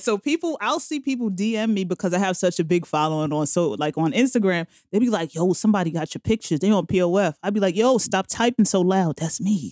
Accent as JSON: {"language": "English", "town": "New York City", "region": "New York", "country": "United States", "tie": "born or raised there", "also_born_or_lived": "Bronx, New York", "lives_now": "Manhattan, United States", "said": "I'm originally from Queens, Jamaica, Queens."}